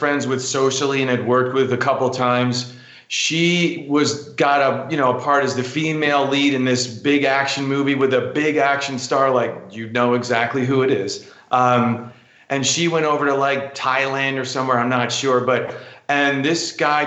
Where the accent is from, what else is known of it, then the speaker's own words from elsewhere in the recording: New York City, New York, United States; I grew up in New York City. Like I said, I'm a kid from Queens